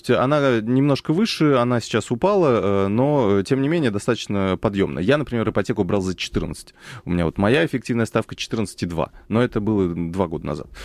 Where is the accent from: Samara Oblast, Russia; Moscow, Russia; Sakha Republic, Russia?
Moscow, Russia; Я, я москвич